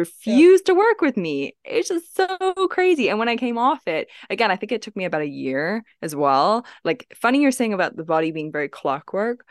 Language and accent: English; Hong Kong; moved away; I grew up in Hong Kong